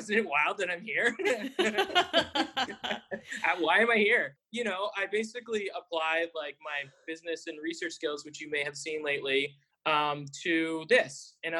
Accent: Canada; also born or lived in United States; And another point of privilege is I'm Canadian and American.

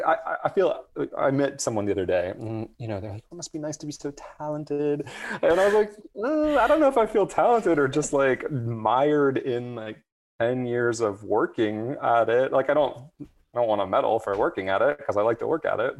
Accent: Atlanta, Georgia, United States; I grew up in Atlanta

